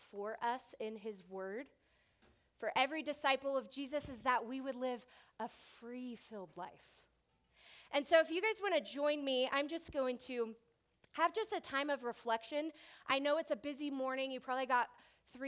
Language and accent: English; Southern California, United States; I'm from Southern California